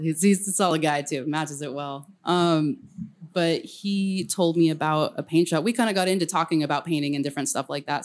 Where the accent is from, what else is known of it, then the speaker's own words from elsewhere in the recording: El Camino, California, United States; moved away as an adult; also born or lived in San Francisco; I grew up on El Camino, which is loud as hell